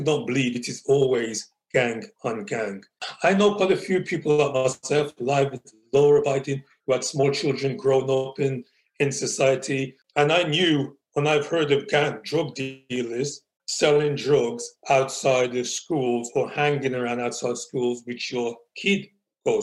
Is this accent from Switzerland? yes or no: no; Wolverhampton, West Midlands, United Kingdom; growing up in Wolverhampton